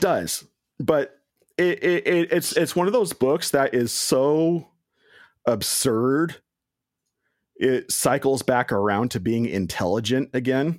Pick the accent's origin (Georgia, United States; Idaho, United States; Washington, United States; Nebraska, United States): Washington, United States; I'm from Washington State